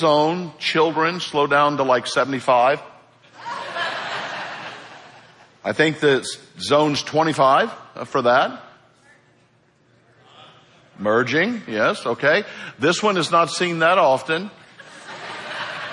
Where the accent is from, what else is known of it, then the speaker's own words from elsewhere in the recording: St. Louis, Missouri, United States; now in Florida, United States; I am not a native to the state of Florida. I've been here 35 years. I am from St. Louis.